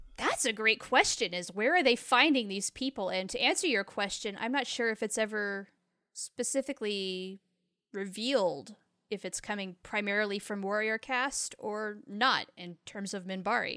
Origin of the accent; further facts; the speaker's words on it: United States; as an American woman